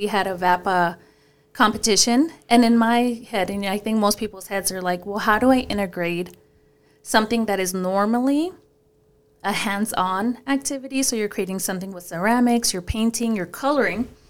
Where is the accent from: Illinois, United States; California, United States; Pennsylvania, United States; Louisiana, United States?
California, United States; Paramount; English is a second language; growing up in Paramount, which is a very, very poor area